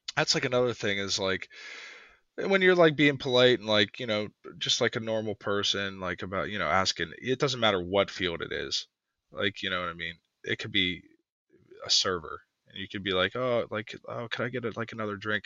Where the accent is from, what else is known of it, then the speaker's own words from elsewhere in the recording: Pittsburgh, Pennsylvania, United States; from Pittsburgh